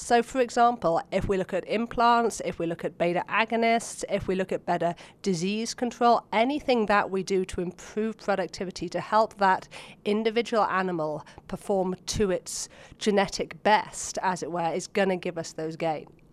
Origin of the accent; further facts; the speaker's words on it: Oxford, South East England, United Kingdom; moved away as an adult; now in United States; As you can hear from my accent, I actually grew up back in Oxford, England.